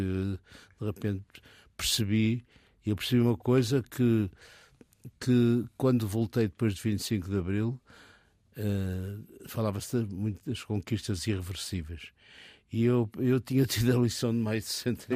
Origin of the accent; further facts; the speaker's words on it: Porto, Norte, Portugal; moved away as an adult; eu sou do Porto, eh, gosto muito do Porto, gostava do meu ambiente familiar